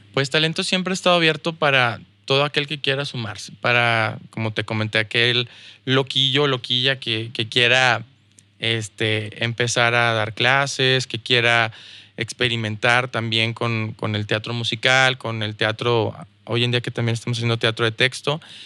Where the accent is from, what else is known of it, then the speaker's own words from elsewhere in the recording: Mexico; also born or lived in United States; now in Saltillo, Mexico; como mexicano, como mexicano la tienes difícil en Estados Unidos